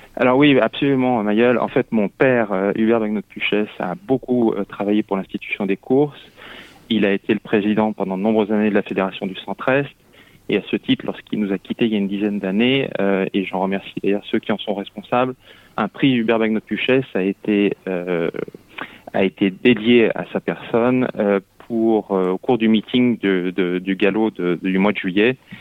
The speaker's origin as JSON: {"language": "French", "town": "Lyon", "region": "Auvergne-Rhône-Alpes", "country": "France", "also_born_or_lived": "Mayenne", "moved": "as an adult", "lives_now": "Paris, France", "said": "je suis un lyonnais pur souche qui avait plutôt envie de rester à Lyon"}